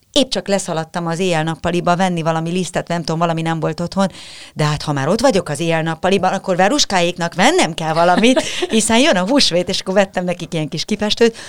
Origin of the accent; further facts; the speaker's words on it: Budapest, Hungary; a Békás megyeri lakótelepen nőttem fel